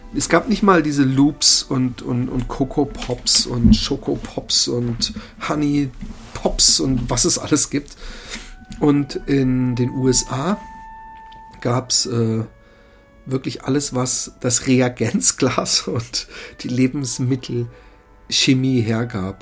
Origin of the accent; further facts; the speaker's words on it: Busenbach, Baden-Württemberg, Germany; in äh, Busenbach, da wo ich aufgewachsen bin